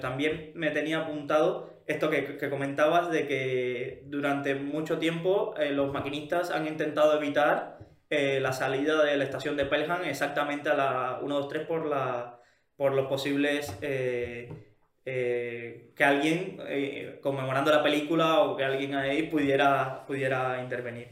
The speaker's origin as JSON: {"language": "Spanish", "country": "Cuba", "moved": "yes", "said": "Yo que provengo de Cuba"}